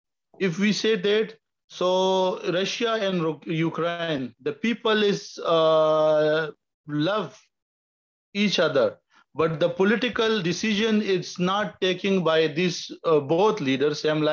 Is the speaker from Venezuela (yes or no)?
no; Pakistan; now in United Arab Emirates; I'm basically from Pakistan, but here living UAE.